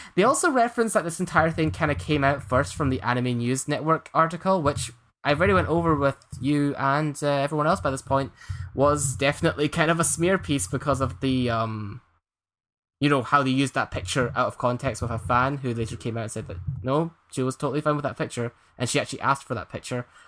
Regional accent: east of Scotland, United Kingdom; my hometown's a small place in east of Scotland

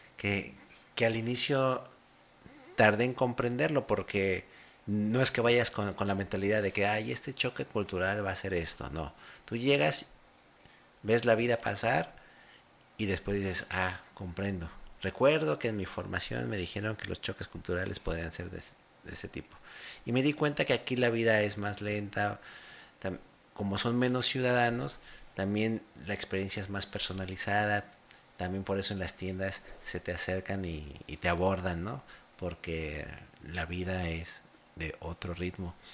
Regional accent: Mexico; moved away as an adult; now in Paraguay; soy mexicano porque nací ahí, pero ahora estoy en Paraguay

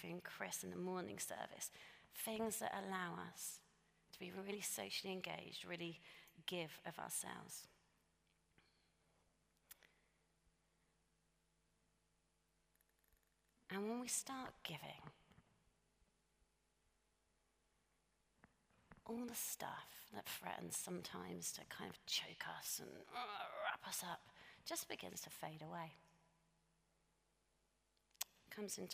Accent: United Kingdom; we're British

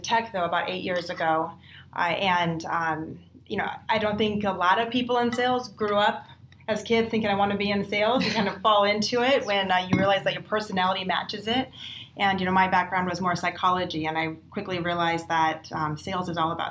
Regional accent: South Dakota, United States; now in Bay Area, United States; I grew up in South Dakota, and I grew up on a ranch, and I was Miss Rodeo South Dakota

